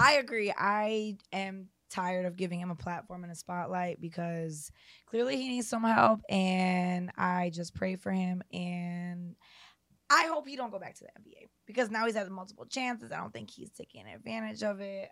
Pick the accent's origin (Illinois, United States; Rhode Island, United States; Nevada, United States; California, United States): Illinois, United States; Chicago; I'm from Chicago too